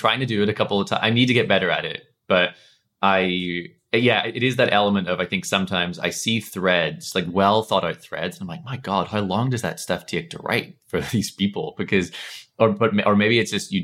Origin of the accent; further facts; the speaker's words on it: Northern Ireland, United Kingdom; accent: Northern Irish; my Northern Irish accent